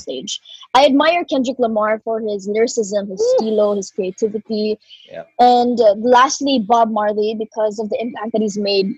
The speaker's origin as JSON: {"language": "English", "town": "Cebu", "region": "Central Visayas", "country": "Philippines", "tie": "born or raised there", "also_born_or_lived": "Sydney, Australia / Manila"}